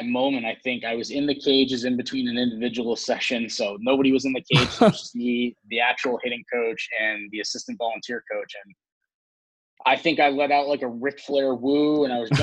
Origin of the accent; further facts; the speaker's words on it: Pawtucket, Rhode Island, United States; also born or lived in Boston, Massachusetts; I grew up in Pawtucket, Rhode Island.